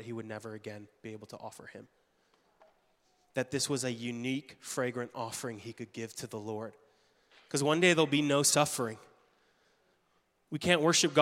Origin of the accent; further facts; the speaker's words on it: Canada; moved away as an adult; now in United States; being Canadian